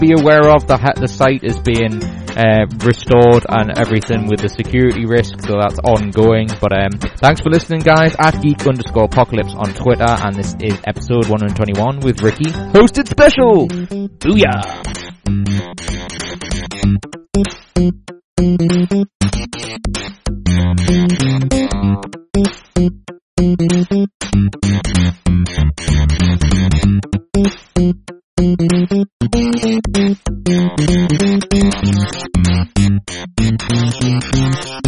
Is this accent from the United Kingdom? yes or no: yes; just outside Newcastle, North East England, United Kingdom; accent: Geordie; I have a tint of a Geordie accent, but that's basically it. And I'm sort of just outside Newcastle, so I don't have a very fluent Geordie accent anyway.